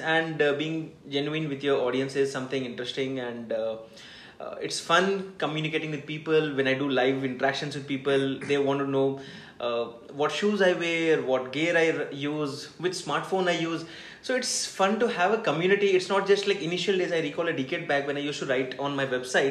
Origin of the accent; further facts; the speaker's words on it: Hyderabad, Telangana, India; I'm from Hyderabad